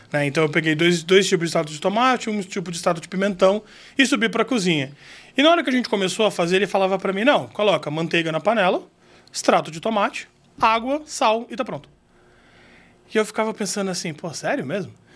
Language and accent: Portuguese; Campo Grande, Mato Grosso do Sul, Brazil; moved away; also born or lived in Araraquara, São Paulo / Istanbul, Turkey; eu nasci em São Paulo, né, em Araraquara, mas eu fui criado em Campo Grande, no Mato Grosso do Sul